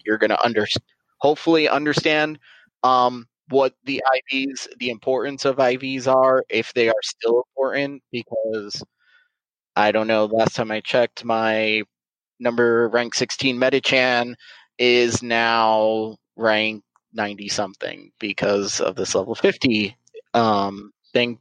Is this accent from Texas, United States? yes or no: no; South Florida, United States; I born and raised in South Florida